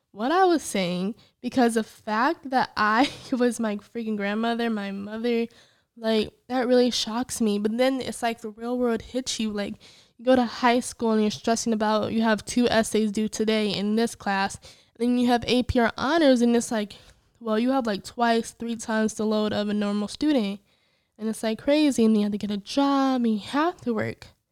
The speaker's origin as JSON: {"language": "English", "region": "Illinois", "country": "United States", "said": "I'm originally from Illinois, although I hate it"}